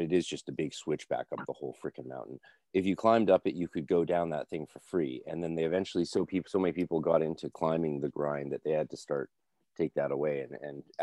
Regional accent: North Vancouver, British Columbia, Canada; I grew up in Lynn Valley

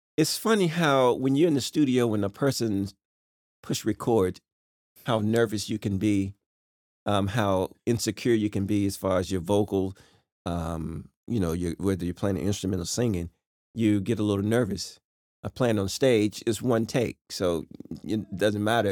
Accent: Rocky Mount, North Carolina, United States; moved away; I was born right in Rocky Mount, North Carolina

